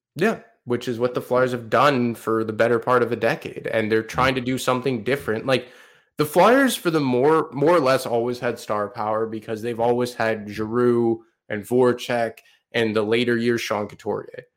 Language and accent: English; Montreal, Quebec, Canada; Montreal, in my hometown right now